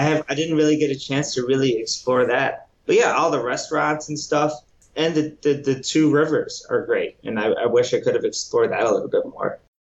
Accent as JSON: {"language": "English", "country": "United States", "moved": "as an adult", "lives_now": "Winnipeg, Canada", "said": "I'm an American"}